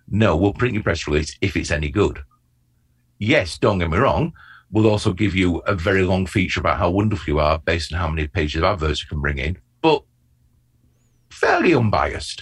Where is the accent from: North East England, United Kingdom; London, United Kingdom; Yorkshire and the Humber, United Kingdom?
Yorkshire and the Humber, United Kingdom; Bradford; I grew up in Bradford